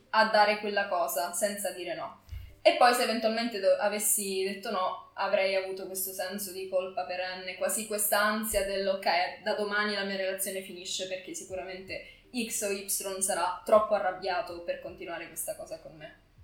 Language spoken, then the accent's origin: Italian; Cosenza, Calabria, Italy; moved away as an adult; now in Milan, Italy; sono nata a Cosenza ma vivo a Milano da tre anni